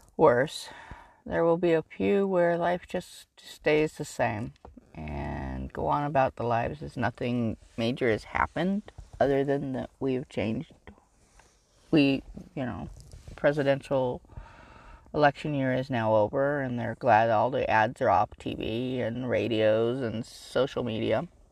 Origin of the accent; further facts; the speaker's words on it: California, United States; I grew up in California